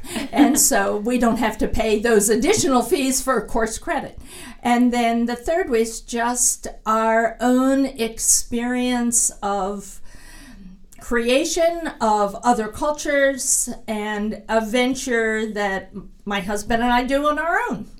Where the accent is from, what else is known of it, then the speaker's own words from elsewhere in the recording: Pennsylvania, United States; I grew up camping in the Pennsylvania woods